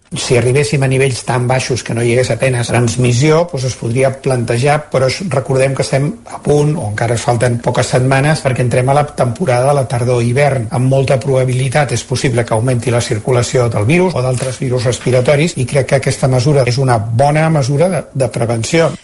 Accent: Santa Eugènia de Berga, Catalonia, Spain; now in Folgueroles, Spain; Jo sóc de Santa Eugènia de Berga, però ara visc a Folgueroles.

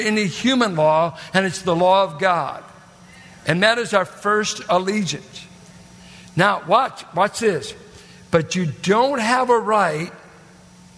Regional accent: United States; American, I just happened to be born

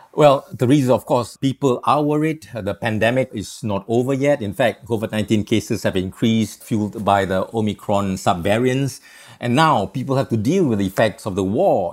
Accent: Singapore; now in Jakarta, Indonesia; when I was a young boy, growing up in Singapore

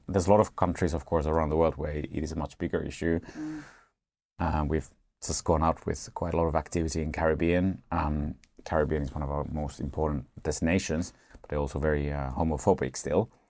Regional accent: Finland; I'm from Finland

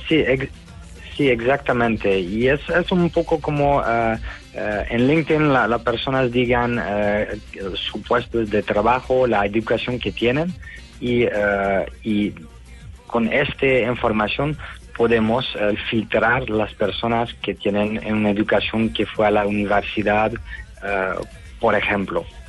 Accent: Netherlands; now in Spain; Jess, y yo somos de Holanda

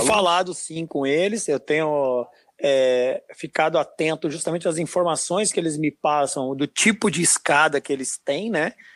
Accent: Brazil; nosso dialeto aqui é, de Brasil

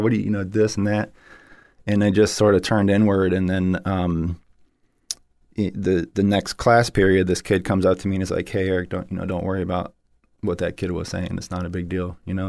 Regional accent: St. Petersburg, Florida, United States; I grew up in Saint Petersburg, Florida.

